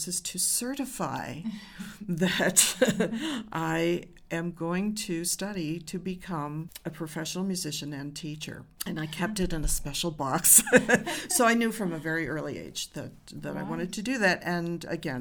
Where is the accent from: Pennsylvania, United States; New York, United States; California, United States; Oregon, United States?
New York, United States; Rochester; also born or lived in Maine; I grew up in Rochester, New York, the home of the Eastman School of Music